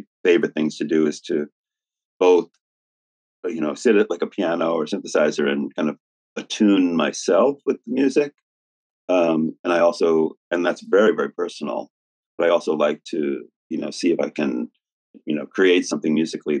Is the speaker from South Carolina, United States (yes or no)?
no; New York City, New York, United States; New York is my hometown